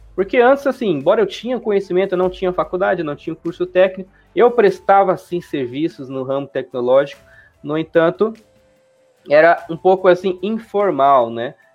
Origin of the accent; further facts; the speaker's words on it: Juara, Mato Grosso, Brazil; now in Cuiabá, Brazil; sou do interior, né? Aqui do Mato Grosso, nasci em Juara. É, hoje eu vivo na capital, né, vivo aqui na Cuiabá